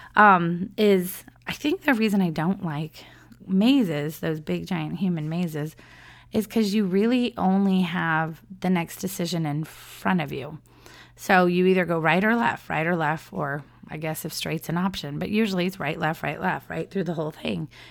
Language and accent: English; San Diego, California, United States; moved away as an adult; now in Orlando, United States; I grew up in San Diego